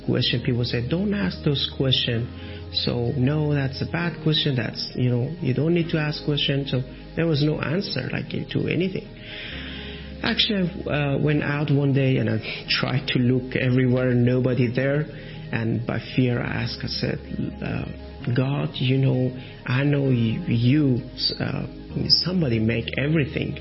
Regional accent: Iran; English is a second language; now in Athens, Greece; When I was from Iran, and as a former Muslim

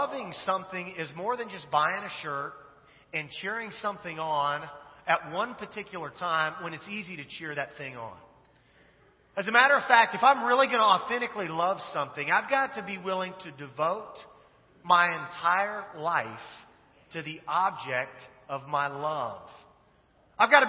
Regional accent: Kansas, United States; moved away; I'm originally from Kansas

